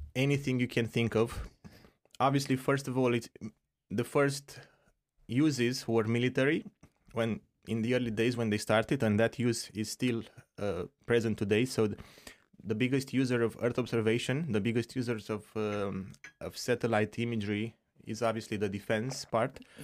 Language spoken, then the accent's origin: English; Romania; moved away; I'm from Romania originally